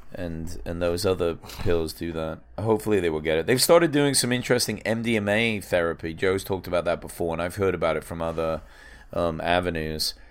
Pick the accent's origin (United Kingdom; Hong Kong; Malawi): United Kingdom; England; now in United States